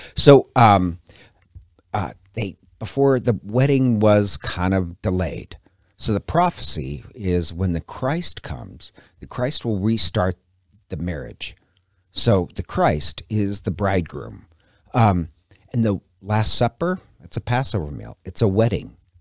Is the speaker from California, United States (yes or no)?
no; Montana, United States; now in Coeur d'Alene, United States; I'm from Montana originally.